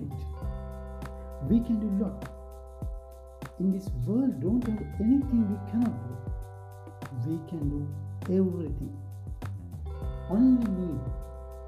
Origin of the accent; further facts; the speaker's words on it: Sri Lanka; I am from Sri Lanka